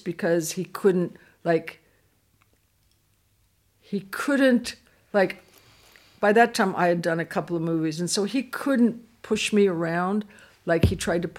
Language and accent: English; California, United States; I'm from California